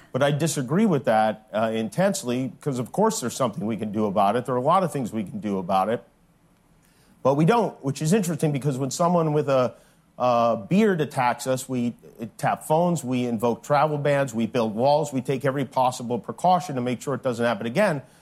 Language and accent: English; Las Vegas, Nevada, United States; now in Manhattan Beach, United States; in Las Vegas, which happens to be my hometown